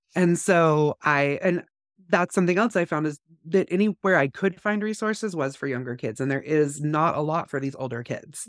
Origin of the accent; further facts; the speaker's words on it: California, United States; now in North Idaho, United States; growing up in California